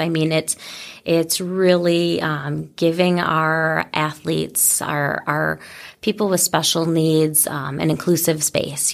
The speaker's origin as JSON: {"language": "English", "region": "Michigan", "country": "United States", "moved": "as an adult", "lives_now": "Wisconsin, United States", "said": "I come from Michigan"}